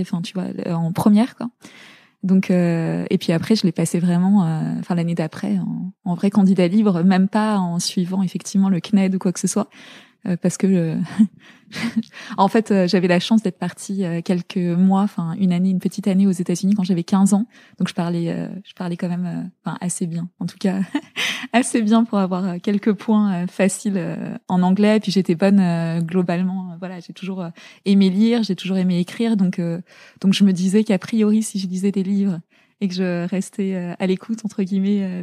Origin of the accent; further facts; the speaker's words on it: La Garenne-Colombes, Île-de-France, France; also born or lived in Zaire (DR Congo); j'étais à l'école. on est rentré en euh, en élément, à l'élémentaire, j'étais en, j'étais en, à la Garenne Colombe